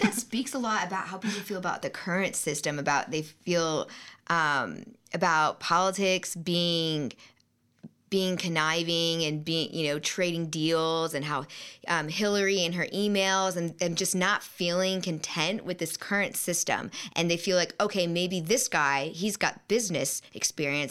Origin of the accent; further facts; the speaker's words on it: Tampa, Florida, United States; moved away; I'm from Tampa, Florida, and there was a lot of red there, even in my family